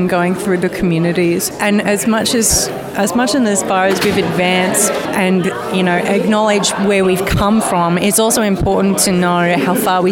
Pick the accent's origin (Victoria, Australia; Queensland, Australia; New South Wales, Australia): Victoria, Australia; Melbourne; now in Brunswick East, Australia; I'm from Brunswick East, but originally from Moonee Valley